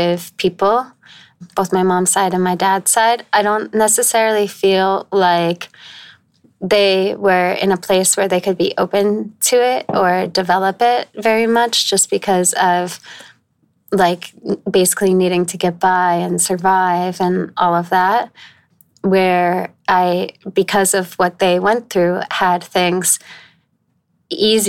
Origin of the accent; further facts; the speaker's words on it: northeastern Connecticut, United States; now in New York, United States; I grew up in northern Connecticut, like northeastern Connecticut